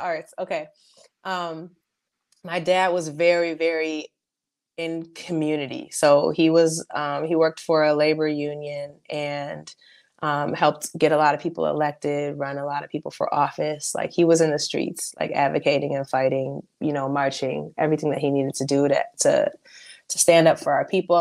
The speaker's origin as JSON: {"language": "English", "town": "Mequon", "region": "Wisconsin", "country": "United States", "tie": "born or raised there", "also_born_or_lived": "Milwaukee", "said": "I was born in Milwaukee. Um, but when it came time to go to school, my family moved to Mequon."}